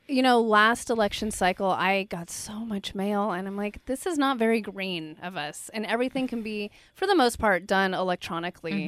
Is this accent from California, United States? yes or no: yes; Bay Area, California, United States; I'm born and raised in the Bay Area.